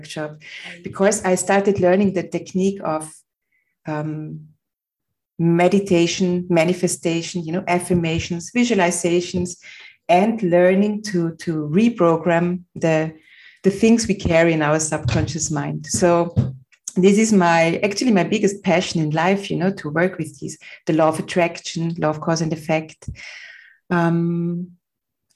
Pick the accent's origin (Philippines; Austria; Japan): Austria; Vienna; I was born in Vienna, Austria, on a beautiful summer morning in 1972.